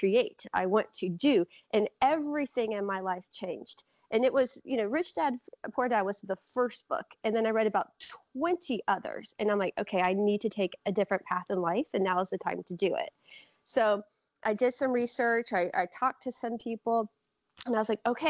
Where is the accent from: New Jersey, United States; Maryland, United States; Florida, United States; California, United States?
Florida, United States; Lakeland; moved away as an adult; now in Minnesota, United States; Born and raised in Central Florida, actually right next to you in Lakeland.